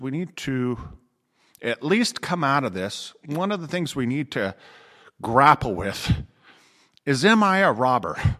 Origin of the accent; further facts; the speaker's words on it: Riverside, California, United States; moved away; my hometown in Riverside